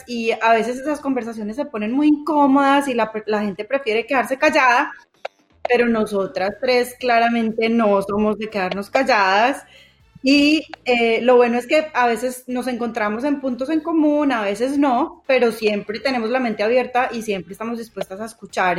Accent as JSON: {"language": "Spanish", "country": "Colombia", "tie": "born or raised there", "said": "las tres crecimos en Colombia en una época de muchísima violencia"}